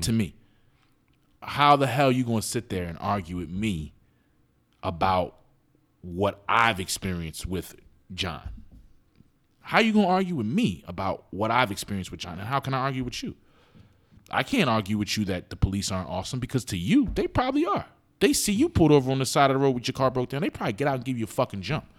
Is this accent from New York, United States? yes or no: no; Philadelphia, Pennsylvania, United States; I grew up in West Philly